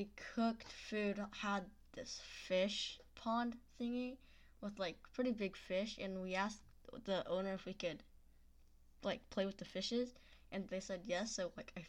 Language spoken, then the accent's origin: English; United States; we're from the States